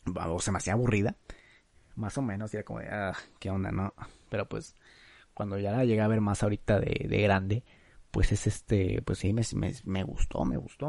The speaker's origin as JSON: {"language": "Spanish", "country": "Mexico", "said": "Ah, es que soy de México. Ay, ay, perdón, es que, es que soy mexicano"}